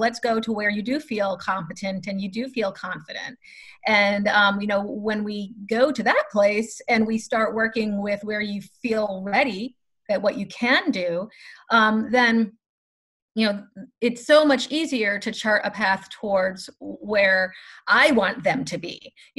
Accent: Florida, United States; Hopefully your listeners will not hold the fact that I am from Florida against me. I hope to be a good representation of the great state of Florida.

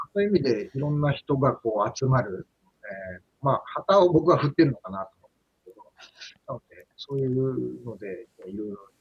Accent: Hamamatsu, Shizuoka, Japan; now in Mishima, Japan; 浜松出身っていうかまあ僕の中では浜松っていうか浜北っていう今合併した浜松の北にある

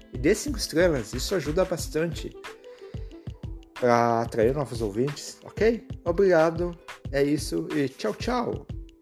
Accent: Brazil; como brasileiros

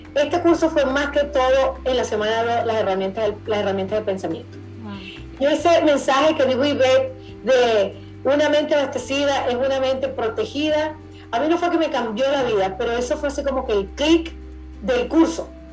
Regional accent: Venezuela; yo soy venezolana

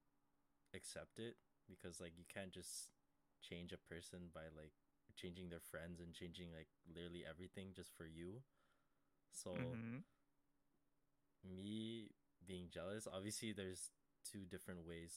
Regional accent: Canada; I'm hella Canadian

